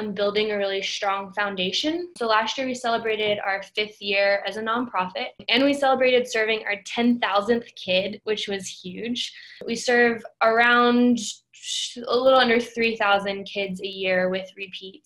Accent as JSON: {"language": "English", "town": "Memphis", "region": "Tennessee", "country": "United States", "tie": "born or raised there", "also_born_or_lived": "Boston", "said": "I grew up in Memphis"}